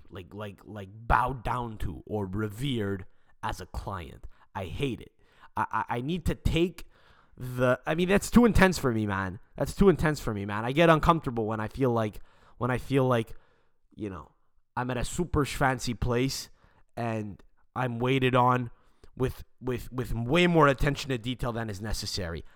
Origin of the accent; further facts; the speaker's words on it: Montreal, Quebec, Canada; we're actually from Montreal. We live in Montreal in Canada